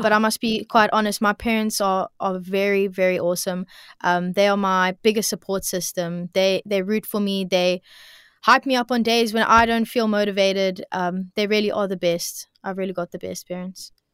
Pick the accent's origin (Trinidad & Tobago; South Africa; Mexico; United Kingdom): South Africa; Cape Town, Western Cape; also born or lived in Bloubergstrand; I grew up, um, well, originally I grew up in Milnerton, Milnerton area, um, and now I'm living Bloberg side at the moment